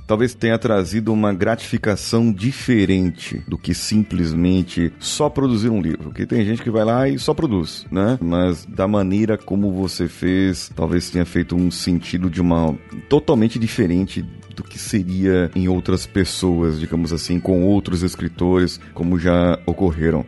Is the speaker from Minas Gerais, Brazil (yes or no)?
no; São Paulo, Brazil; Eu sou de São Paulo, capital